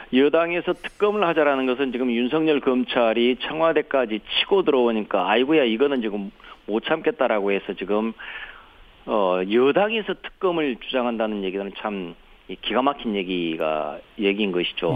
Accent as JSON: {"language": "Korean", "region": "Honam", "country": "South Korea", "said": "호남 출신이랄지"}